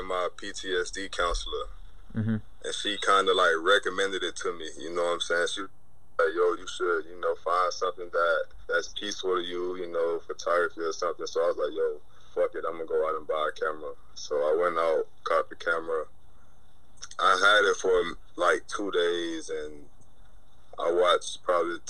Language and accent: English; Ocala, Florida, United States; moved away as an adult; also born or lived in New York / Texas; now in Florida, United States; I'm originally from Ocala, Florida.